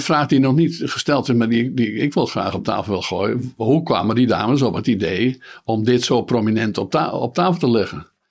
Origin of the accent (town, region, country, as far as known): Netherlands